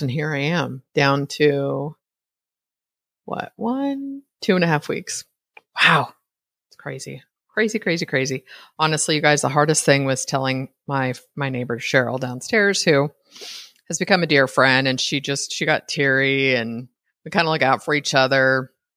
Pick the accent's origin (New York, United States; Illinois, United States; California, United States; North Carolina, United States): California, United States; East Bay; moved away as an adult; now in Costa Rica; I was raised in the East Bay